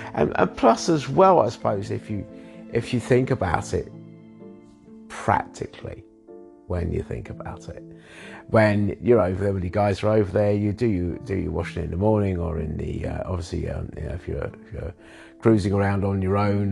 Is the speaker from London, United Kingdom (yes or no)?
yes; London, United Kingdom; I was born in London as well